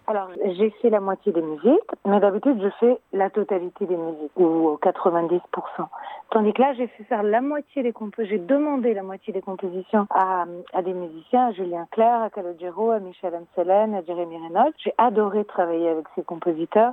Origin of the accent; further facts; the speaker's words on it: Italy; je suis italienne